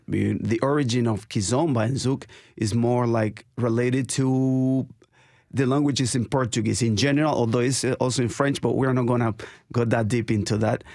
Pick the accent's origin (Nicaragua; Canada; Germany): Nicaragua; now in Nashville, United States; I'm from Nicaragua